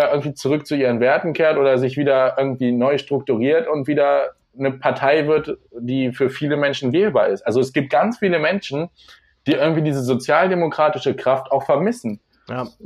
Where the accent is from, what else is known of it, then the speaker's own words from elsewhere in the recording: small village near Hildesheim, Lower Saxony, Germany; now in Hildesheim, Germany; ich komme aus einem kleinen Dorf in der Nähe von Hildesheim, also so 15 Kilometer südlich. Ich bin jetzt für die Ausbildung hergezogen